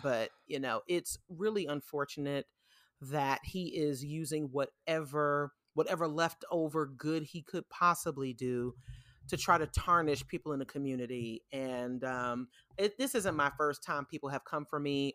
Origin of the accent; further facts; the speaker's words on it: New York City, New York, United States; now in Atlanta, United States; New York City, w, my hometown